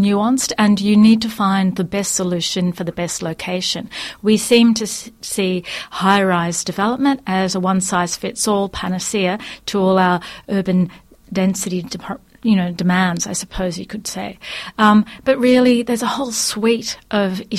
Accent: Sydney, New South Wales, Australia; I grew up in Sydney

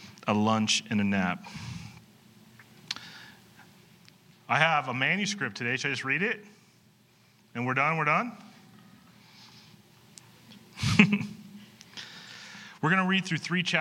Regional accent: York, Nebraska, United States; In high school, I grew up in York, Nebraska.

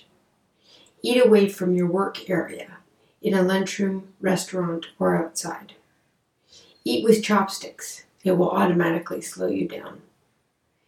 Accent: Canada; I'm a Canadian psychotherapist

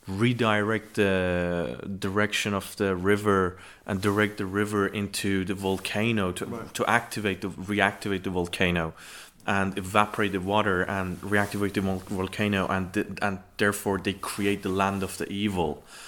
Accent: Tehran, Tehran Province, Iran; moved away as an adult; now in United Kingdom; I was born and raised in Tehran, the capital.

